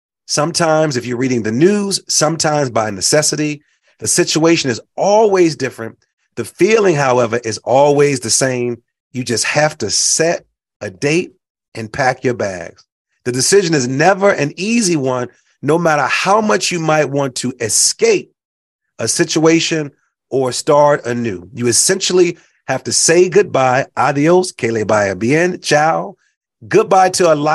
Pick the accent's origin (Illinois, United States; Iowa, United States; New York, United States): Illinois, United States; Chicago; also born or lived in Puerto Rico / Mexico; I've lived all over the country. For those that know, I grew up in Chicago, but also grew up in Puerto Rico and Mexico and traveled to Brazil and traveled to Haiti and Dominican Republic.